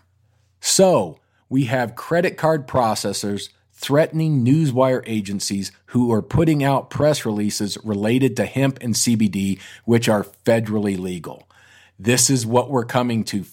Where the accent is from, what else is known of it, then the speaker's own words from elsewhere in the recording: Colorado, United States; we're in New York City, and obviously I'm from Colorado